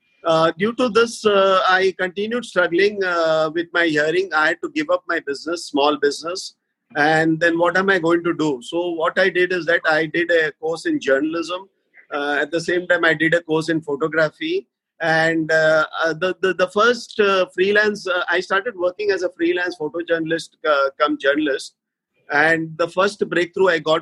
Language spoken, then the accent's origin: English; Mumbai, Maharashtra, India; I'm basically from born and brought up in Bombay